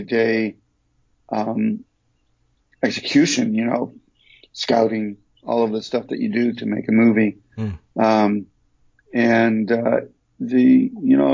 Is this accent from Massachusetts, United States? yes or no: no; Detroit, Michigan, United States; moved away; also born or lived in New York; growing up in Detroit and coming to New York